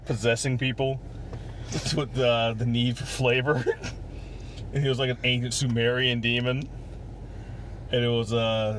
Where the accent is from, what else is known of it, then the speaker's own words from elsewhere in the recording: United States; my American sensibilities.